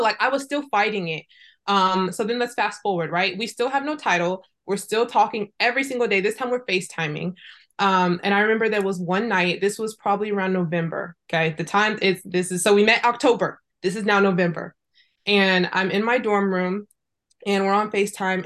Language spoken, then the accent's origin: English; Fresno, California, United States; moved away as an adult; also born or lived in Irvine; I was growing up in Fresno